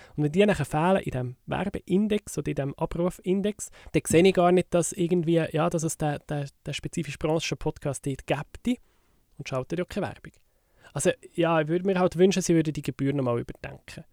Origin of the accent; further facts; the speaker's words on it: Switzerland; bei uns in der Schweiz